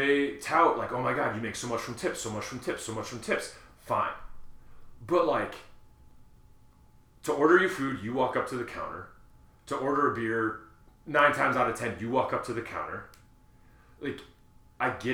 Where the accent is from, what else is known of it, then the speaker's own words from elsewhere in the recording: Wisconsin, United States; when I grew up in Wisconsin